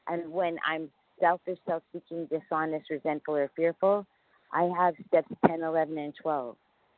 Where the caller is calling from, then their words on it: New York City, New York, United States; and I'm calling from New York City. We live in Costa Rica. We moved to Costa Rica a year ago, but we're visiting family, so I'm currently in New York City.